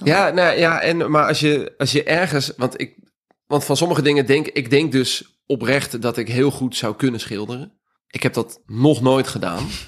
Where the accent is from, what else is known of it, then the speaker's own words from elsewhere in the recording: South Holland, Netherlands; het dorp waar ik vandaan kom